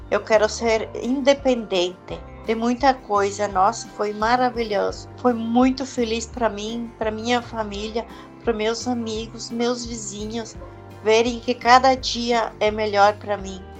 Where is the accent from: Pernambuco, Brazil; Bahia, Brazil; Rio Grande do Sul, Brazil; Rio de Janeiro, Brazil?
Rio Grande do Sul, Brazil; Marau; Sou de Marau, Rio Grande do Sul